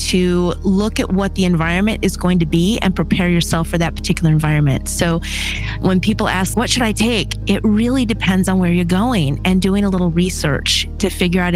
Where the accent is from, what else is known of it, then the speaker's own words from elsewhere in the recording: Michigan, United States; moved away as an adult; I'm originally from Michigan, and at 18, I joined the military